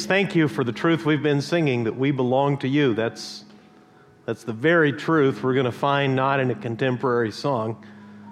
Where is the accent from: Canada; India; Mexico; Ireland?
Mexico; now in Huntington Beach, United States; growing up in Mexico